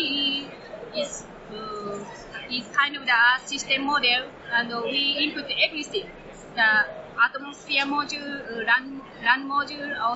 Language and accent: English; China; I'm from China.